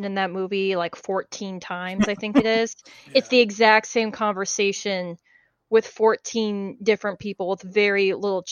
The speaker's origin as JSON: {"language": "English", "country": "United States", "said": "me as an American."}